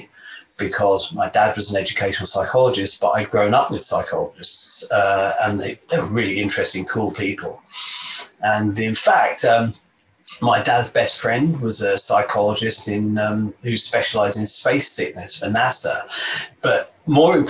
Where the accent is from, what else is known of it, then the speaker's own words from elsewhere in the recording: London, United Kingdom; moved away; I was born and raised in London, in the East End, in pretty much poverty, actually.